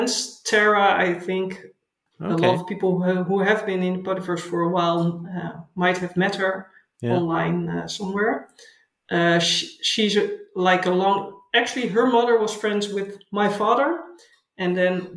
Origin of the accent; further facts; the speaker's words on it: Haarlem, North Holland, Netherlands; English is a second language; moved away as an adult; also born or lived in Delft / The Hague / Utrecht; now in Pijnacker, Netherlands; I grew up near Amsterdam in a place called Haarlem